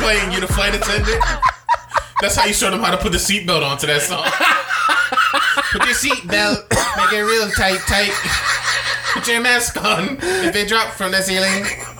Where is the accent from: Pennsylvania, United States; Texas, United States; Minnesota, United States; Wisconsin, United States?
Pennsylvania, United States; Philadelphia; growing up in Philly